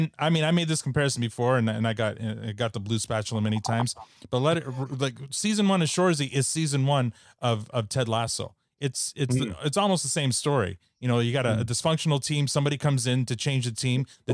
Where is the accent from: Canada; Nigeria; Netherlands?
Canada; I'm the world's worst Canadian